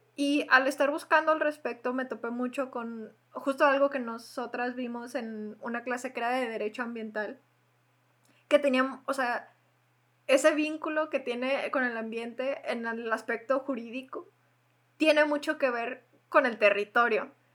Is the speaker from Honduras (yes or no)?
no; Mexico; compartimos todas las mexicanas